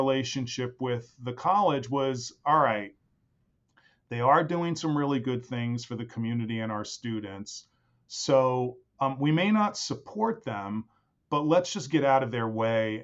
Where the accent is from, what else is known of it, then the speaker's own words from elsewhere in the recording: New York City, New York, United States; I am from New York City. That's where I was born and raised